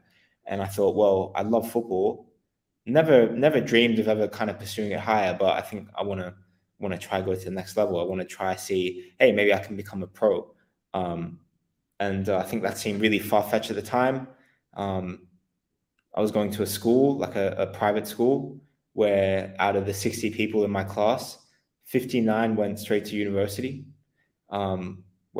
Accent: Australia; moved away as an adult; also born or lived in Netherlands / England; I'm Australian originally

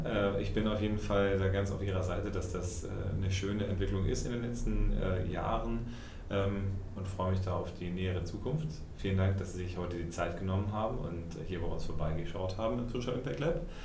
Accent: Germany; wir weiter als Deutsche

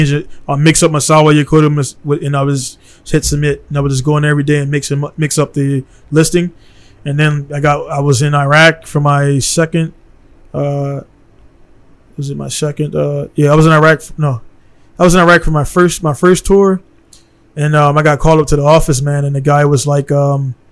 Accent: Baltimore, Maryland, United States; moved away as an adult; now in Misawa, Japan; I'm from Baltimore

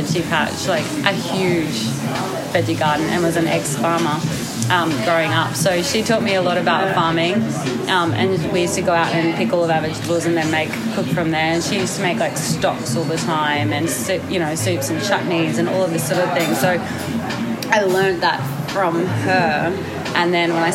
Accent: Sydney, New South Wales, Australia; moved away; also born or lived in Brisbane, Australia; I grew up in Sydney.

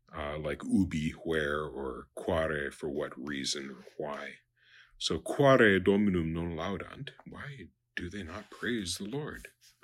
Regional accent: Japan; I was noticing, you know, I grew up in Japan, and in Japanese, nai is a negation.

